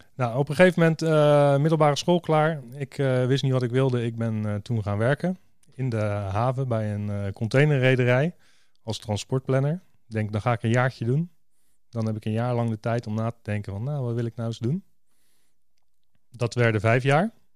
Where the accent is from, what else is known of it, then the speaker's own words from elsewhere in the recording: Rotterdam, South Holland, Netherlands; Ik kom ook uit Rotterdam